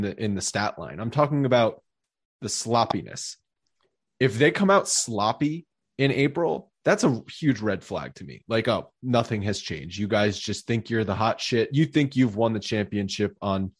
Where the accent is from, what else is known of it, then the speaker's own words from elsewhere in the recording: Rhode Island, United States; I grew up in Rhode Island